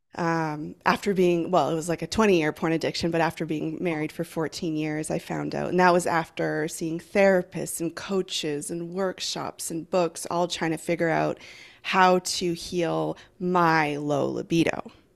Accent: Vancouver Island, British Columbia, Canada; I'm from Vancouver Island in Canada.

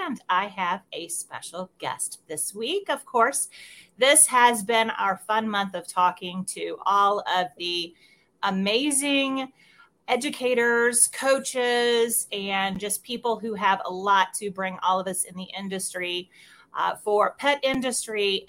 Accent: Missouri, United States; I'm from Missouri, born, raised, and have not left yet.

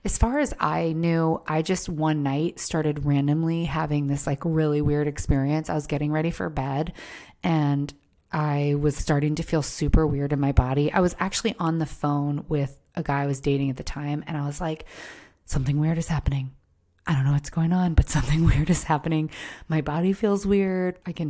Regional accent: Maryland, United States; You know, I was from Maryland. It wasn't legal in Maryland.

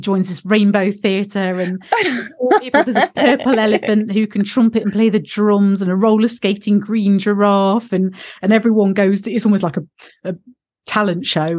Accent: Derby, East Midlands, United Kingdom; Because I'm in, do you know, I'm Midlands. I was born in Derby. So I've got this, we say glasses in Derby.

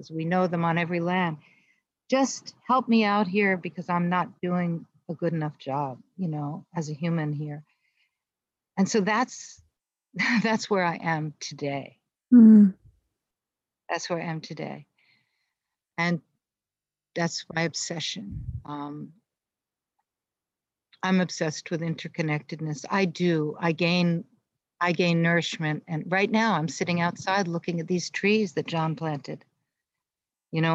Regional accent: United States; I've been active as an American Jew and as a poet

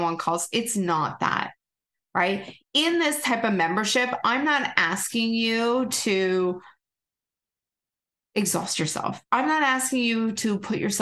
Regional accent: Canada; accent: Canadian; Here comes my Canadian accent

